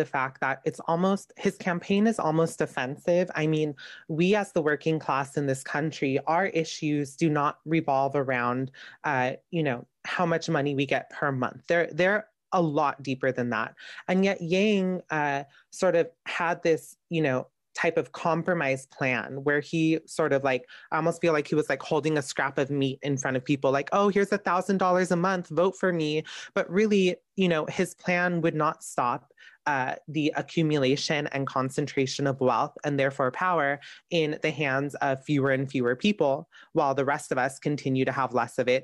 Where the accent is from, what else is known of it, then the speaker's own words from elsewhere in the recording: Southern California, United States; I'm from Southern California.